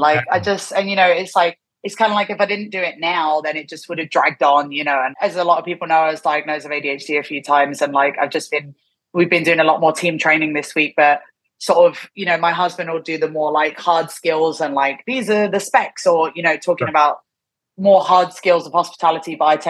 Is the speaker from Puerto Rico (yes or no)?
no; England, United Kingdom; now in Japan; And obviously I'm from England.